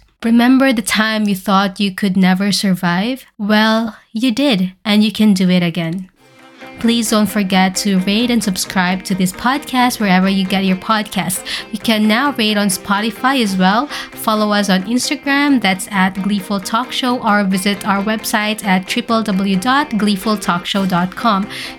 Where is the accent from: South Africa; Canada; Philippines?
Philippines; So currently, the Philippines, my home country, has been hit by a massive Category 5 typhoon named Odette